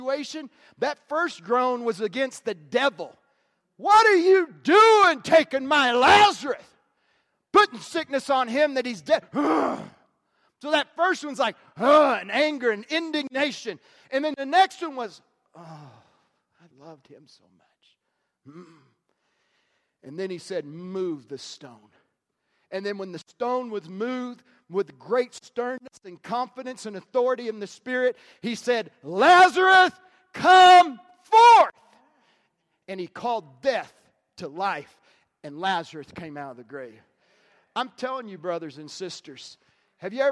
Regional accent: the South, United States; I grew up in the South

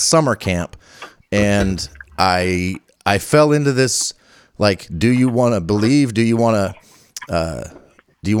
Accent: Northern Virginia, United States; I grew up in Northern Virginia

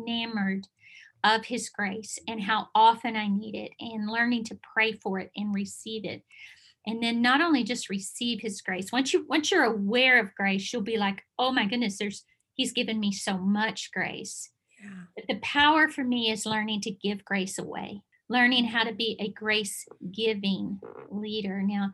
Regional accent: Bible Belt, Southern United States, United States; I am from the Bible Belt

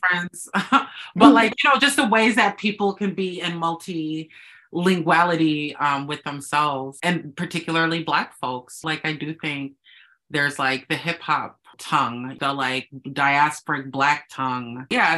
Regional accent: Minneapolis, Minnesota, United States; I was born in Minneapolis, Minnesota, the middle of the cold

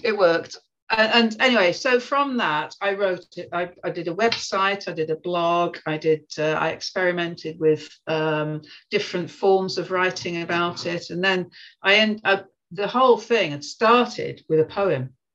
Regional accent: Birmingham, West Midlands, United Kingdom; moved away as an adult; now in Manchester, United Kingdom; I grew up in Birmingham uh, till I was 18, and to be honest, got out of there as soon as I could

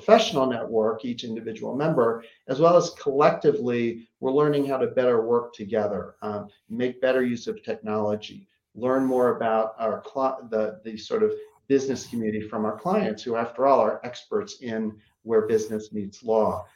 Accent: Baltimore, Maryland, United States; now in New York City, United States; my growing up in Baltimore, which is a very friendly town

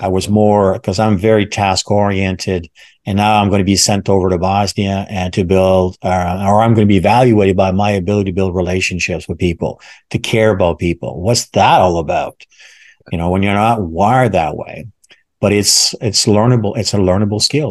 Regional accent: Canada; when I was growing up in Canada

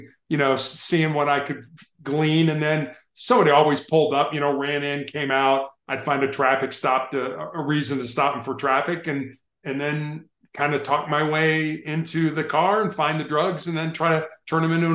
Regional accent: Chicago, Illinois, United States; also born or lived in Charleston, South Carolina; I was born on the South Side of Chicago

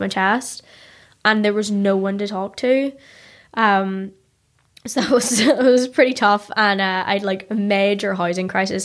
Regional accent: Ballymena, Northern Ireland, United Kingdom; moved away as an adult; now in New York, United States; I grew up in Ballymena

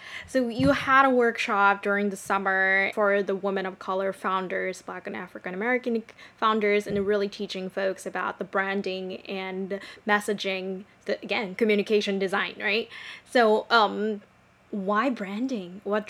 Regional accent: Japan; moved away; I grew up in Japan

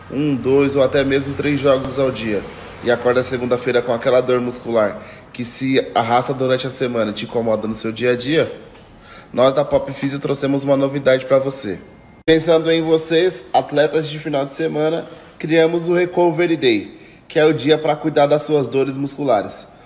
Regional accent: São Paulo, Brazil; Como eu já falei, eu sou do bairro do Jardim Varginha, né?

